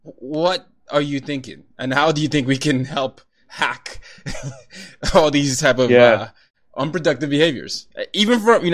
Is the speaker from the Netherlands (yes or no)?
no; Nigeria; And so I'm a Nigerian. I grew up in 5 countries, 4 continents.